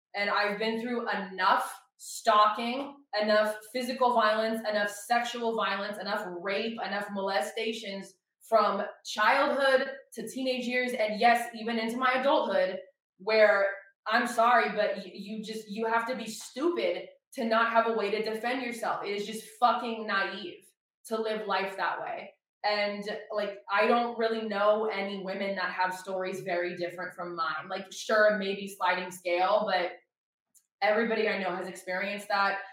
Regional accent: Oregon, United States; moved away as an adult; also born or lived in Los Angeles, California; now in Nashville, United States; being born and raised in Oregon, which is a very liberal area, especially the city I was in.

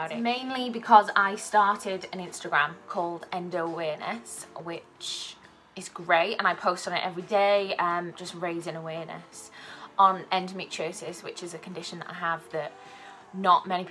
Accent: South Wales, United Kingdom; moved away as an adult; now in Manchester, United Kingdom; I'm originally from South Wales

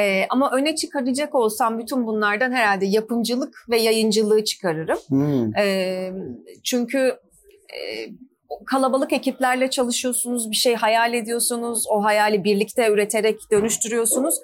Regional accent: Ankara, Turkey; moved away as an adult; now in Istanbul, Turkey; ben Ankaralıyım.

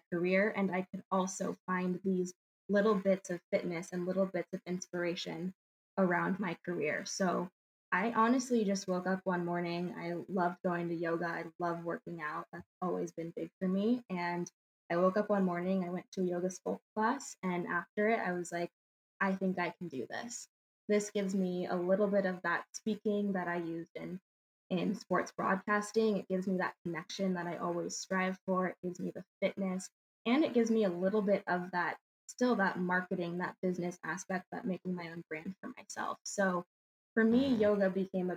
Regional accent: Valencia, California, United States; moved away as an adult; also born or lived in Palmdale, California / Michigan; I was born and raised in California, born in Palmdale, and then lived in Valencia.

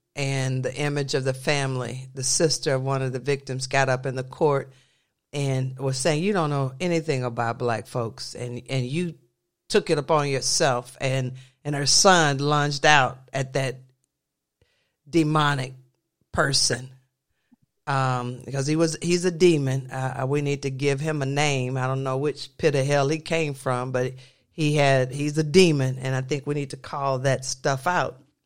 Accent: the South, United States; I grew up in the South

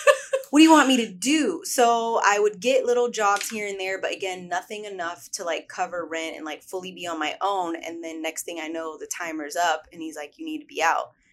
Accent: Sacramento, California, United States; moved away as an adult; now in Los Angeles, United States; I grew up in Sacramento, California

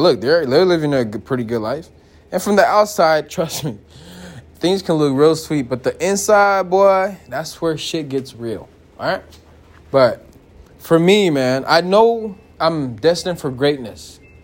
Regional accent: United States; me growing up here

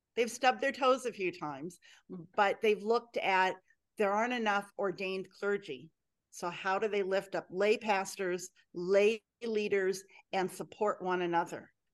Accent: Clackamas County, Oregon, United States; Growing up in Clackamas County in Oregon

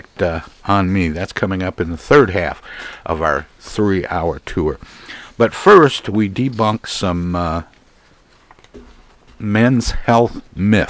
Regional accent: Midwest, United States; I'm born and raised in the Midwest

